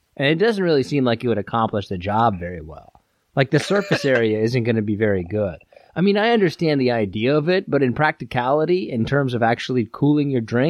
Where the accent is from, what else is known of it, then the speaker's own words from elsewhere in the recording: Midwest, United States; I'm from the Midwest.